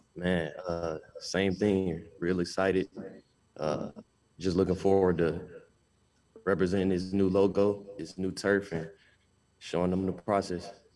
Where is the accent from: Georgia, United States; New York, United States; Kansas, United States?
Georgia, United States; Albany; moved away as an adult; now in Akron, United States; I'm from Albany, Georgia, 13 hours away from here